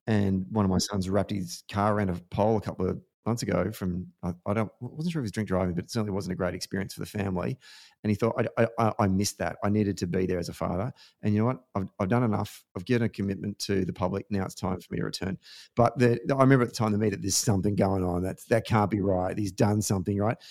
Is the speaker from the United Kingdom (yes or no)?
no; Australia; certainly as an Australian